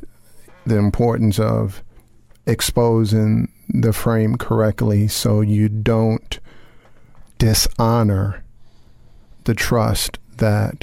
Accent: Chicago, Illinois, United States; I was born in Chicago, Illinois.

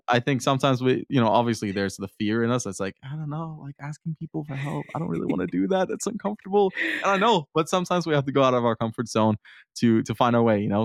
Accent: Denmark; also born or lived in Herning, Denmark; I'm from Denmark and I live in a small town called Herning.

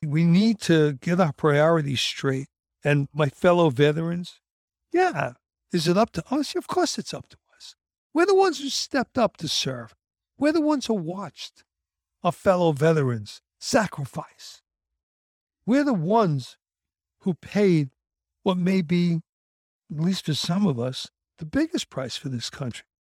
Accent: United States; I'm an American

